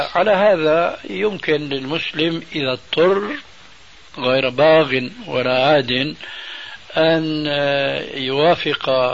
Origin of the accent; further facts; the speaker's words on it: Syria; moved away; also born or lived in Damascus; عندنا في سوريا